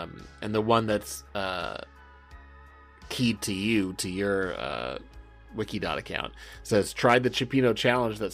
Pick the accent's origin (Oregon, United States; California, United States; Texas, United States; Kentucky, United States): California, United States; Southern; I'm from Southern California